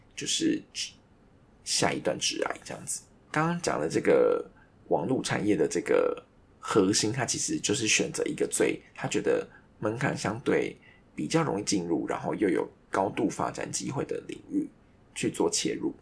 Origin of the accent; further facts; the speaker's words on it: Taiwan; 我们台湾人